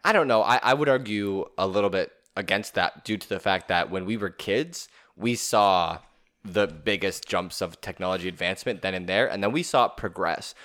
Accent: Canada; as a Canadian

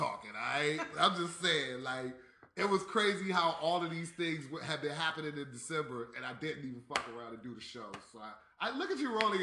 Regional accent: East Coast, United States; I'm from the East Coast

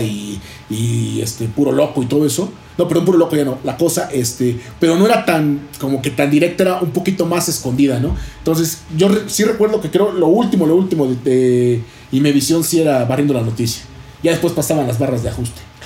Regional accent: Mexico; para nosotros como cultura mexicana

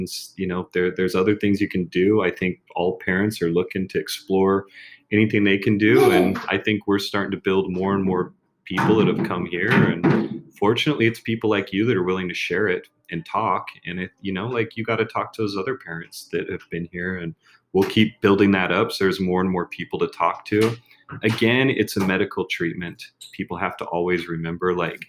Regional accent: United States; now in Mexico; I'm American

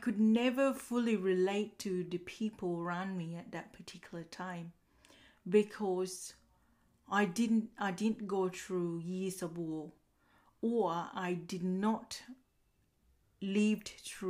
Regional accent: Uganda; now in Australia; More about me, I was born in Uganda, and before moving to Australia, my family would have relocated to many different cities and villages in Uganda.

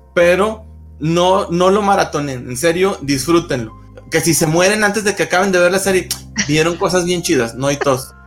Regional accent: Gómez Palacio, Durango, Mexico; moved away as an adult; now in Torreón, Mexico; yo soy de, de Gómez Palacio Durango, pero vivo en Torreón

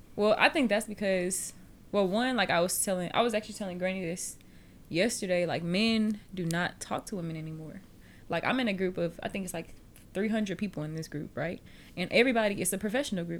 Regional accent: Fresno, Texas, United States; we are reporting live from the Phillips headquarters in Fresno, Texas, south of Houston, Texas, because that's where I'm from

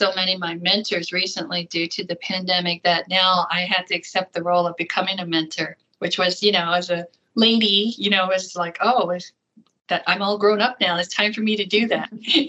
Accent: Accokeek, Maryland, United States; moved away as an adult; now in Arizona, United States; I grew up in Southern Maryland

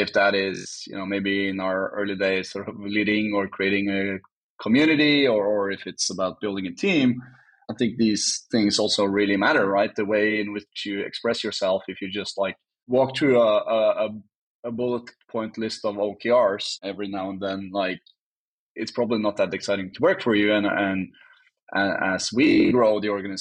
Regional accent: Norway; I'm from Norway

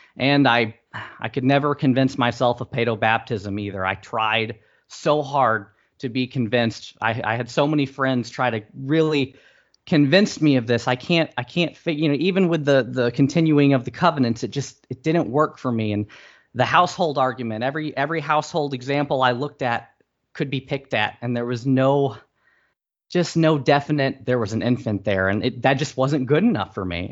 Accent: St. Louis, Missouri, United States; we're both from Saint Louis

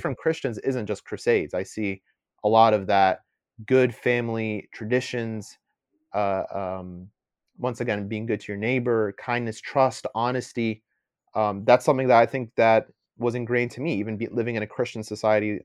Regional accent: United States; first language English; I'm born here in the, in the U S, my first language is English

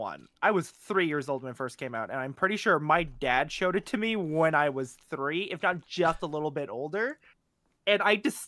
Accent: Canada; I am Canadian

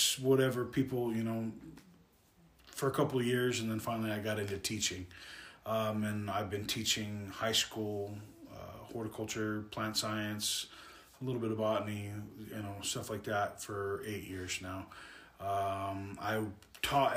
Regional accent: Las Vegas, Nevada, United States; I was born and raised in Vegas. I have a love for the state of Nevada

